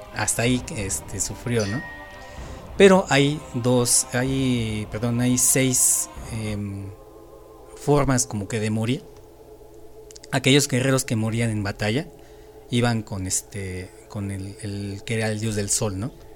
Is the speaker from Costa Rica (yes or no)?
no; Mexico; como mexicanos